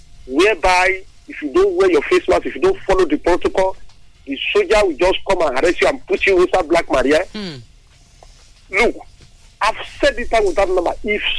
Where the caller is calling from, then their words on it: Lagos, Nigeria; I'm calling you from Lagos.